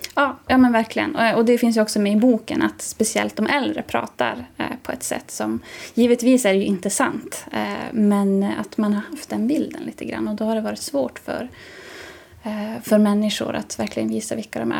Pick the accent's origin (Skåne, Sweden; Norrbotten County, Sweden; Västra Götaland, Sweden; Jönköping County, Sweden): Norrbotten County, Sweden; Jokkmokk area; i mina hemtrakter